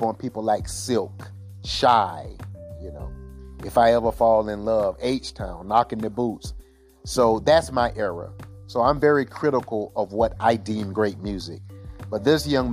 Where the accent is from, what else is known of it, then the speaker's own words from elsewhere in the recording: South Carolina, United States; now in Seattle, United States; I'm from South Carolina myself, so I understand the culture